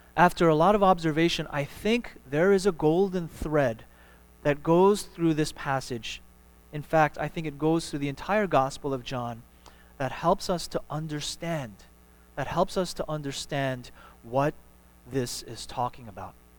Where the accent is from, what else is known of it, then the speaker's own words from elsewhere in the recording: New York, United States; now in Houston, United States; my hometown in New York